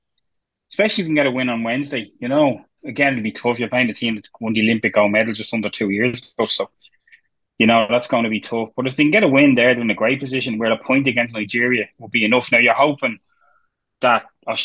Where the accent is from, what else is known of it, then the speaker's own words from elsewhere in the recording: Dublin, Leinster, Ireland; where I'm from Pier Street